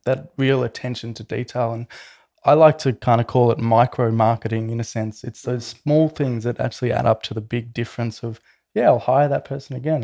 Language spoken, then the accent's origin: English; Melbourne, Victoria, Australia; I grew up in Melbourne, um, watching Jim's trucks all around my neighbourhood